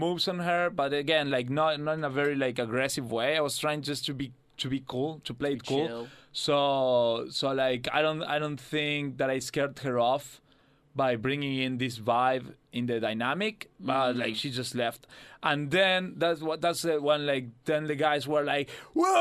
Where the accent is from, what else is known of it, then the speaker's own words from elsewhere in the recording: Argentina; now in Australia; my home country